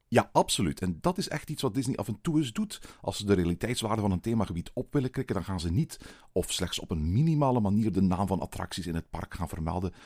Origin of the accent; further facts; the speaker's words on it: Belgium; bij ons in Walibi Belgium